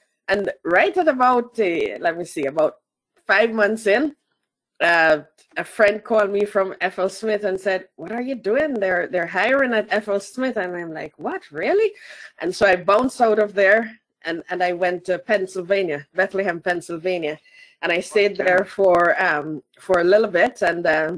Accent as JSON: {"language": "English", "country": "Jamaica", "tie": "born or raised there", "said": "I started in Jamaica. So I'm Jamaican, first and foremost. Let me put that on the table. And so I was born and bred in Jamaica, including all the way up to university and my first job."}